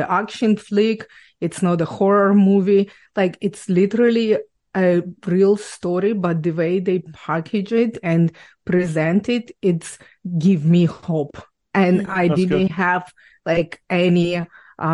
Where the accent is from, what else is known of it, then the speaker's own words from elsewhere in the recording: Ukraine; English is a second language; moved away as an adult; now in Canada; I was born and raised in Ukraine